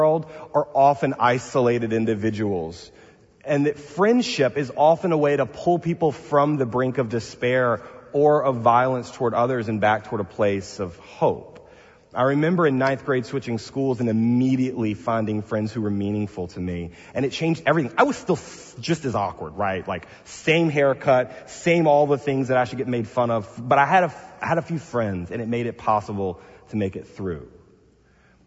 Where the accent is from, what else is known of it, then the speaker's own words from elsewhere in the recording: the South, United States; I'm from the South